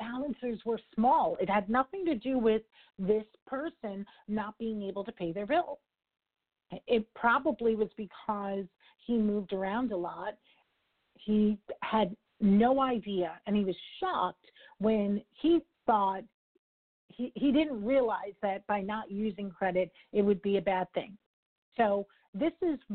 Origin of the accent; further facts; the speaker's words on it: New York, United States; I'm a New Yorker, bottom line kind of gal